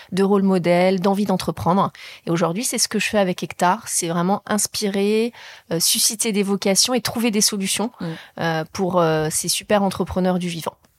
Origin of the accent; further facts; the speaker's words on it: Deux-Sèvres, Nouvelle-Aquitaine, France; moved away; also born or lived in Paris; j'ai grandi dans les Deux-Sèvres